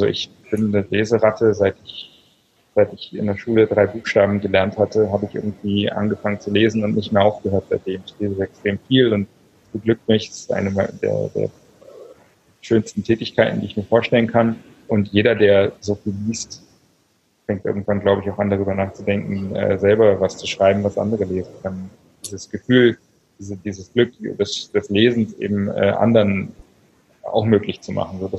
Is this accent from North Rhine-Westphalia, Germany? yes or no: no; Berlin, Germany; ich bin Berliner, lebe auch in Berlin meist, die meiste Zeit des Jahres